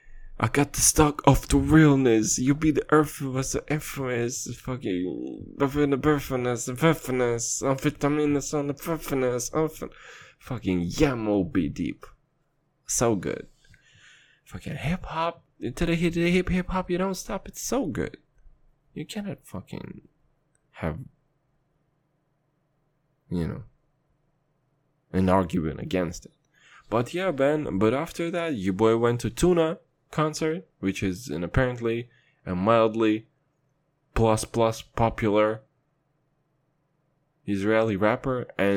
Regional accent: Kazakhstan; And I'm from Kazakhstan, and I've seen some shit.

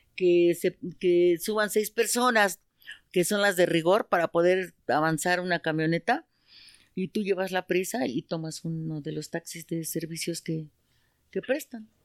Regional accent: Mexico City, Mexico; also born or lived in San Juan Teotihuacán, State of Mexico; nosotros somos del Estado de México, pero nacimos allá, pero estamos creados aquí

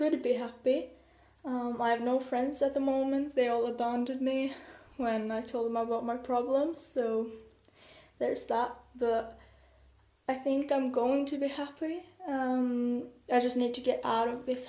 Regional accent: Norway; English is a second language; I'm from Norway, so pardon my English

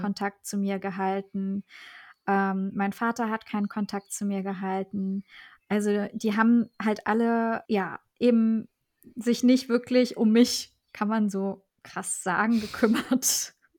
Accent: Germany; also born or lived in Armenia; ich bin dann äh, mit meiner Mutter alleine aufgewachsen hier in Deutschland

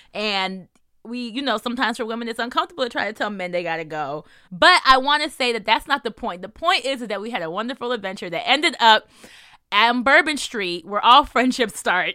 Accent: New Jersey, United States; I'm also from New Jersey

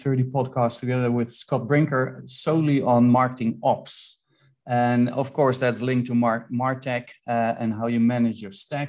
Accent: Netherlands; I'm from the Netherlands

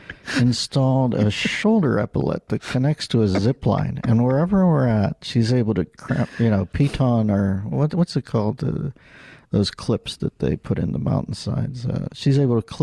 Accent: Pittsburgh, Pennsylvania, United States; I can't say sword because I'm from Pittsburgh

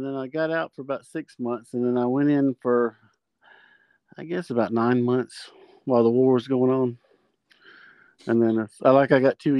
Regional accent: South Carolina, United States; born there; also born or lived in Alaska / Germany; Probably South Carolina, because that's where he met my mom at Fort Jackson, and that's where I was bo

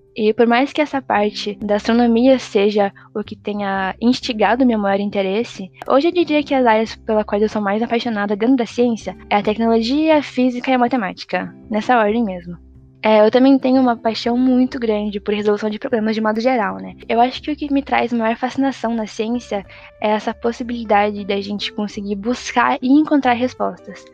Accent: São Paulo, Brazil; eu sou de São Paulo, capital

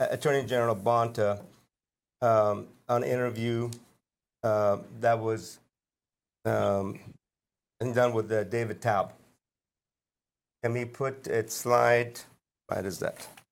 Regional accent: Iran; now in United States; I was born and raised in Iran, a country in the Middle East

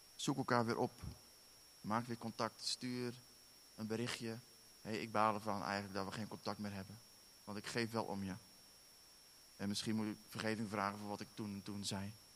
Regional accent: Netherlands; now in Werkendam, Netherlands; wij zijn Nederlanders.

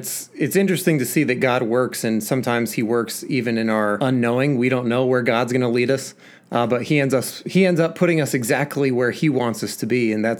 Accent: New Jersey, United States; I grew up in New Jersey, so that was kind of just a couple hours away from me

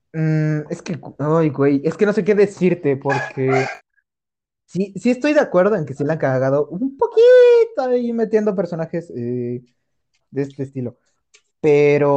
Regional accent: Mexico; como buena casa mexicana

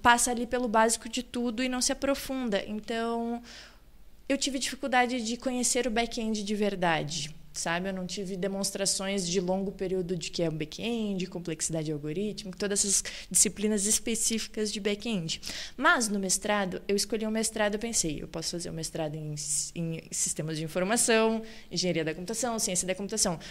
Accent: Cachoeira do Sul, Rio Grande do Sul, Brazil; moved away as an adult; now in Balneário Camboriú, Brazil; Eu sou natural de Cachoeira do Sul, que é o interior do Rio Grande do Sul

